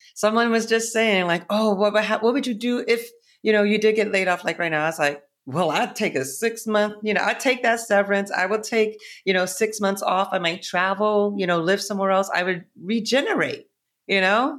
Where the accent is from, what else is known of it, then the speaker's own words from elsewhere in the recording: Boston, Massachusetts, United States; moved away as an adult; also born or lived in Ohio; now in New York, United States; I grew up in Ohio, but I really was raised and spent, like, thirty years in Boston.